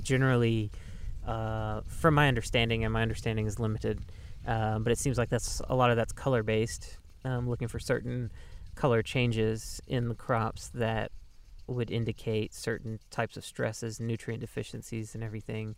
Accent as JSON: {"language": "English", "region": "Mississippi", "country": "United States", "tie": "born or raised there", "moved": "yes", "lives_now": "Southern Oregon, United States", "said": "growing up in Mississippi"}